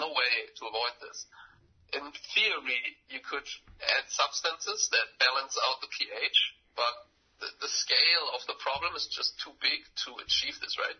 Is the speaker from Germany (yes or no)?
yes; Germany; I'm from Germany